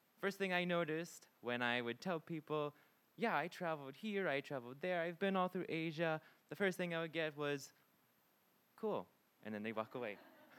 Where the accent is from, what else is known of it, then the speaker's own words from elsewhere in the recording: Pittsburgh, Pennsylvania, United States; moved away as an adult; also born or lived in Japan; now in Sweden; I'm from Pittsburgh, Pennsylvania. I had originally lived in Japan before I came to Sweden.